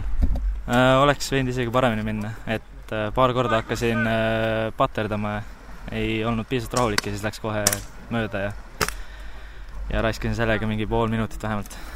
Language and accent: Estonian; Saare County, Estonia; ma olen ise saarlane